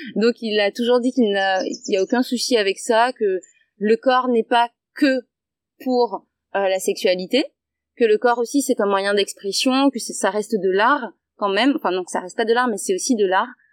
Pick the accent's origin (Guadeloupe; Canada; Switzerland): Guadeloupe